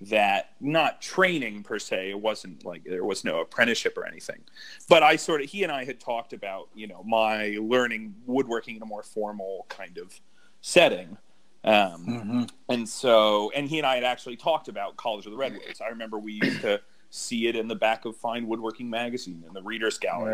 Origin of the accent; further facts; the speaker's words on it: Pelham, New York, United States; moved away as an adult; also born or lived in Maine; now in Kentucky, United States; I grew up in Pelham, which I always say is Bronx adjacent